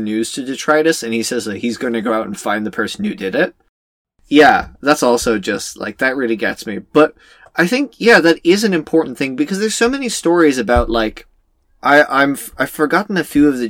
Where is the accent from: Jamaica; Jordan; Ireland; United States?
Ireland; as an Irish person